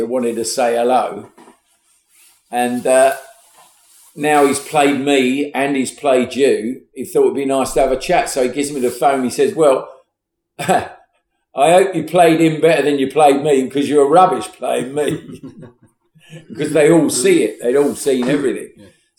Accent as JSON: {"language": "English", "region": "England", "country": "United Kingdom", "said": "I'm from the South"}